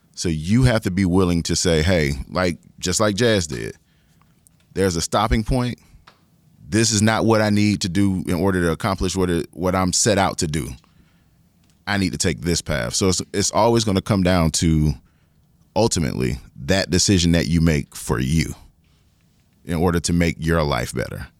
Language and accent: English; forty minutes from Orangeburg, South Carolina, United States; my hometown is like forty minutes down the street